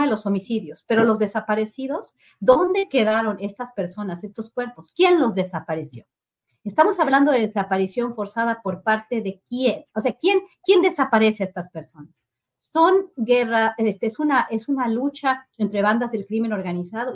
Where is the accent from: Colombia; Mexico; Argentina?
Mexico; hemos vivido como mexicanos